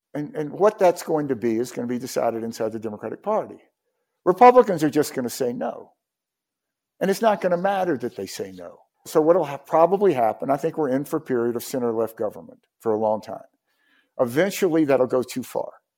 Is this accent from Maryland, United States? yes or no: no; Mississippi, United States; My home state of Mississippi